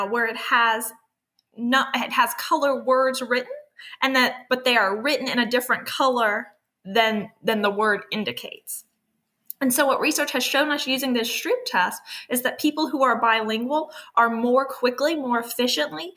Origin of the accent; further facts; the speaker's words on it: Miami, Florida, United States; moved away; I am originally from South Florida, from Miami